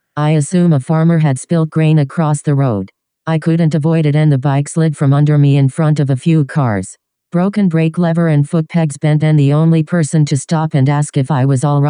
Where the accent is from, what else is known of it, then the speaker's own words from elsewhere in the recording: Detroit, Michigan, United States; I'm from Detroit.